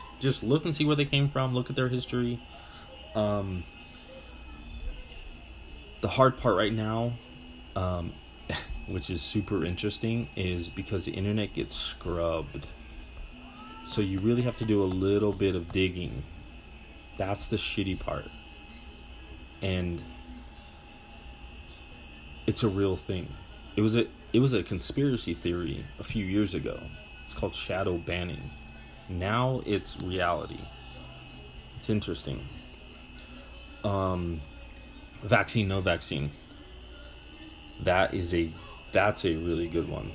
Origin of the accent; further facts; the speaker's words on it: Butte, Montana, United States; now in Colorado, United States; I'm from Butte, Montana.